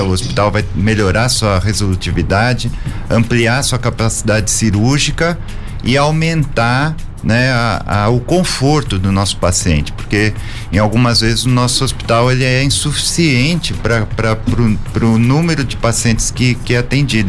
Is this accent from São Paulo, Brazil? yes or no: yes; São Paulo, Brazil; moved away as an adult; now in São José dos Campos, Brazil; Eu sou é, paulistano da Moca